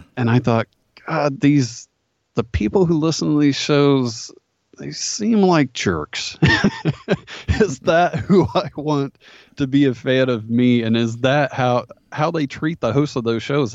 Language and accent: English; Dayton, Ohio, United States; grew up in Ohio. Pretty much, uh, I actually bought my childhood home and, uh, I've been here all my life